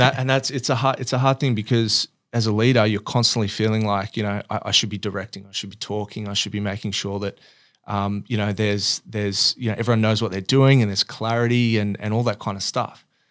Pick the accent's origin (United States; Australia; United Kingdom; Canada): Australia; Sydney, New South Wales; grew up in Oatley, which is sort of if you think about you know Peakhurst, kind of just around the southern towards the Sutherland Shire area